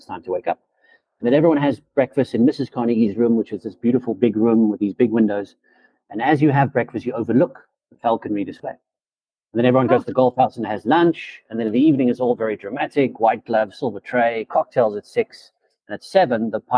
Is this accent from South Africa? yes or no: yes; South Africa; also born or lived in Zimbabwe; I was born in Africa, in Zimbabwe, actually. But when I was five, for a better quality of life, better education, we moved to South Africa.